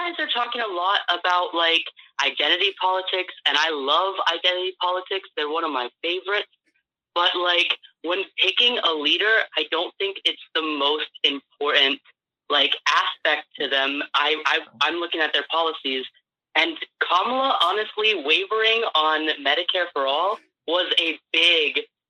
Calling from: Tucson, Arizona, United States; I'm calling from Tucson, Arizona.

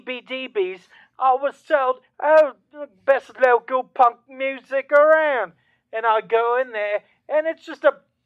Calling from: Cambridge, Massachusetts, United States; This is …, and I'm from Cambridge.

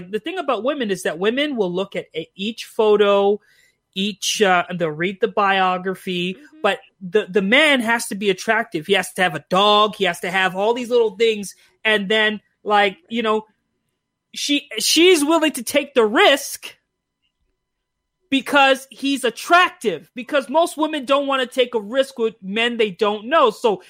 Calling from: Calgary, Alberta, Canada; I'm calling from Canada. Hey. I live in Calgary.

